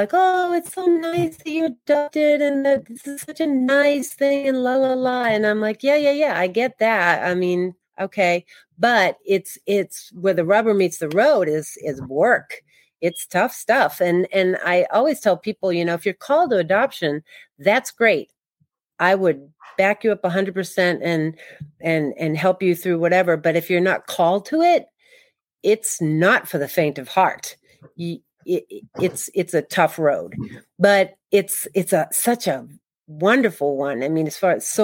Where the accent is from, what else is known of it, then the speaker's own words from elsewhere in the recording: Boston, Massachusetts, United States; I was born and raised in Boston.